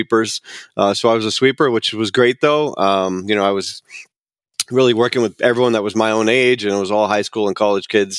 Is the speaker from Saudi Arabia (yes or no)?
no; West Covina, California, United States; I grew up in Southern California